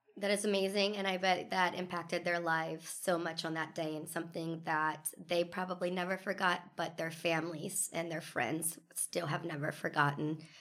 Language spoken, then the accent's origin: English; Northern Kentucky, United States; I'm another Northern Kentucky gal